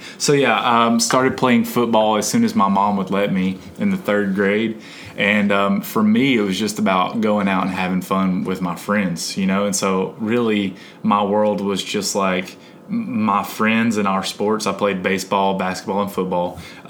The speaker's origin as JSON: {"language": "English", "region": "North Central Alabama", "country": "United States", "tie": "born or raised there", "said": "being from Alabama, I grew up in North Central Alabama."}